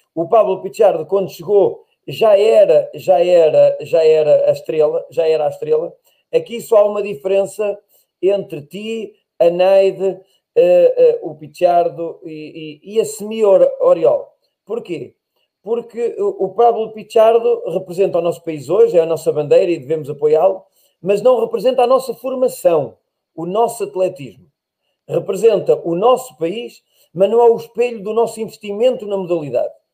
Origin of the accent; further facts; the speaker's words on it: Portugal; eu nasci em Portugal, cresci